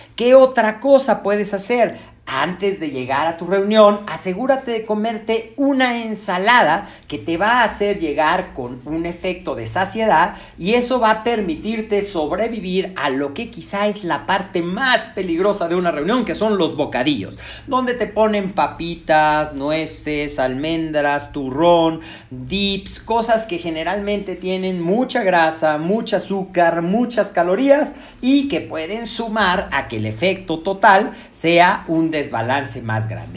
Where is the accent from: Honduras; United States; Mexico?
Mexico; nosotros como mexicanos